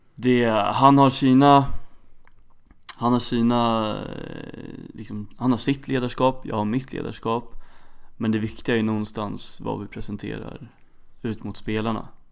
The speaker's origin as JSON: {"language": "Swedish", "town": "Stockholm", "region": "Stockholm County", "country": "Sweden", "tie": "born or raised there", "moved": "yes", "lives_now": "Örebro, Sweden", "said": "Född och uppvuxen i Stockholm"}